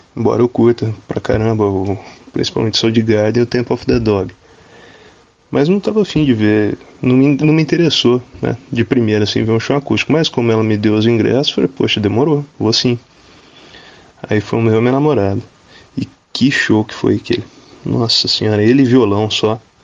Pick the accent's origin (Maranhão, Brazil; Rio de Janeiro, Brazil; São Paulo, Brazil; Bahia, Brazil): São Paulo, Brazil; Guaratinguetá; sou daqui de Guaratinguetá